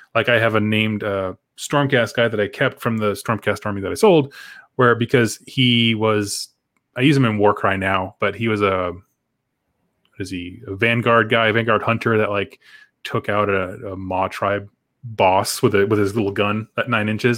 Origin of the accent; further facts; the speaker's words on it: United States; I'm from America